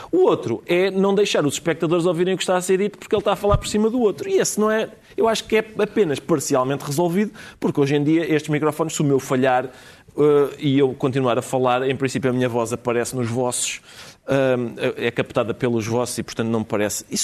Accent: Portugal; e eu uh, realizo-me enquanto lusitano a escutá-los.

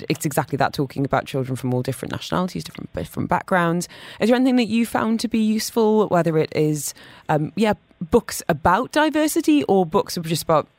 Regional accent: London, United Kingdom; I grew up in London, lots of diversity, and I've noticed that children from similar backgrounds would group together

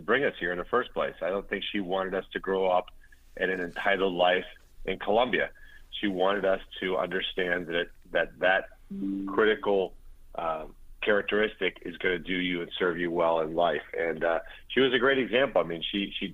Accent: Pompano Beach, Florida, United States; born or raised there; English is a second language

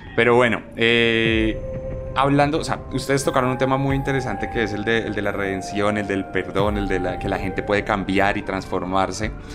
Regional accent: Colombia; como colombiano

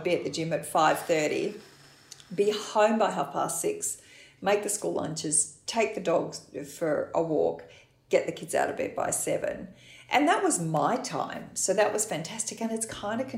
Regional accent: Australia; we're Australian

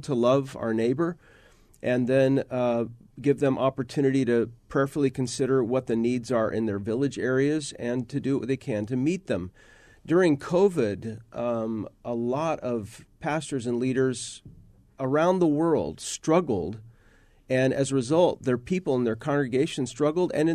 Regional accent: Phoenix, Arizona, United States; I grew up in Phoenix, born in Phoenix.

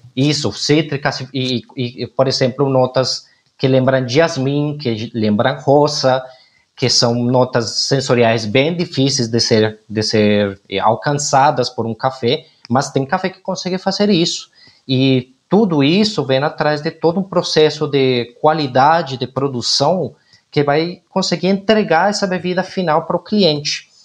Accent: Colombia; now in Brazil; eu como colombiano

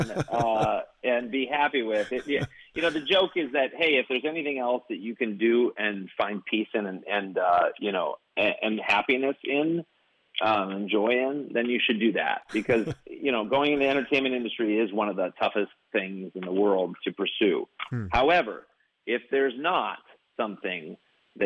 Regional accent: Kansas, United States; moved away as an adult; now in Los Angeles, United States; I'm a kid from Kansas who, you know, practically grew up on a wheat farm

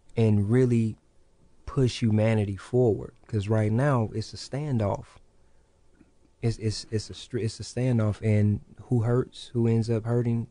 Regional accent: Kankakee, Illinois, United States; also born or lived in Hopkins Park, Illinois; now in Peoria, United States; growing up in Kankakee

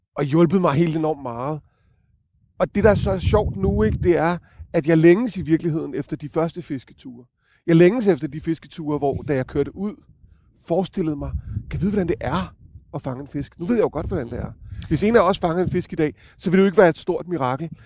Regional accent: Copenhagen, Capital Region of Denmark, Denmark; jeg er jo københavner

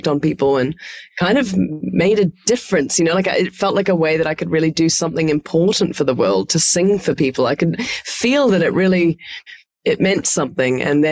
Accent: Hamilton, Waikato, New Zealand; moved away as an adult; also born or lived in Melbourne, Australia / Los Angeles, United States; now in New York, United States; the agricultural center of Hamilton that I was born in New Zealand

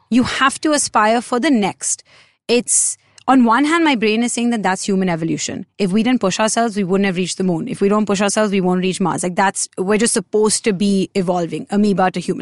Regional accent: India; a lot of us as Indian kids

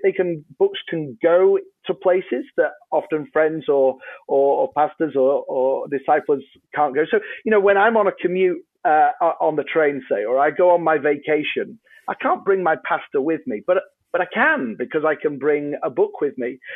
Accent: Yorkshire and the Humber, United Kingdom; I'm a Brit, uh, on, on this side of the pond. Um, I'm from a place called Yorkshire, uh, in England

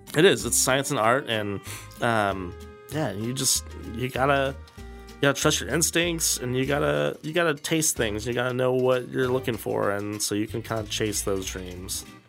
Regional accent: Kansas City, Missouri, United States; growing up in Kansas City

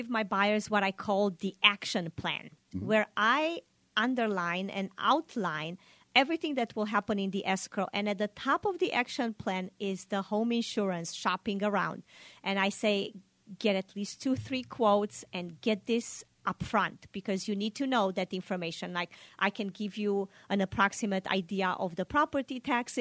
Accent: Romania; now in Sacramento, United States; I grew up in Romania

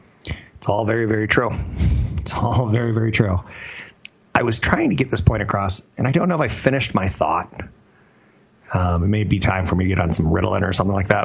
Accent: Germany; I'm from Germany.

